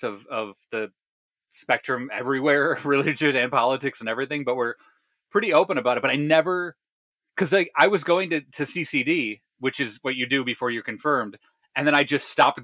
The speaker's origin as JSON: {"language": "English", "town": "Chicago", "region": "Illinois", "country": "United States", "tie": "born or raised there", "said": "I grew up in the suburbs of Chicago, the west suburbs of Chicago"}